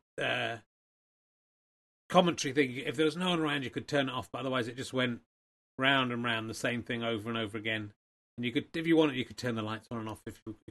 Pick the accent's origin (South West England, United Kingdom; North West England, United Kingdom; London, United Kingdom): South West England, United Kingdom; Cheddar; I come from Cheddar. I wasn't born there, but I grew up there.